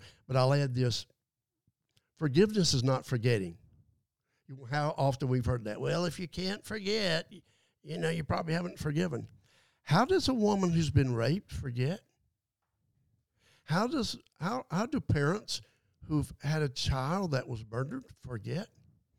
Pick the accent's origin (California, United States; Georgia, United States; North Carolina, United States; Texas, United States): Georgia, United States; Adel; Growing up in Adel, Georgia, man, that's pretty, you know, small town